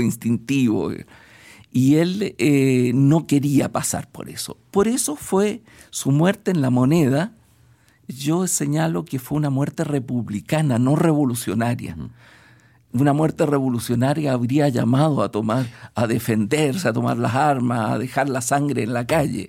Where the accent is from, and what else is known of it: Chile; also born or lived in Budapest